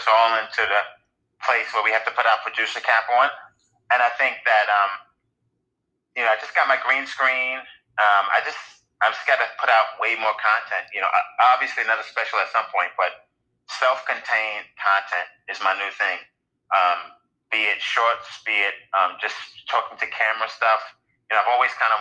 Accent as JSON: {"language": "English", "town": "New York City", "region": "New York", "country": "United States", "tie": "born or raised there", "said": "growing up in Brooklyn and growing up during like certain drug eras"}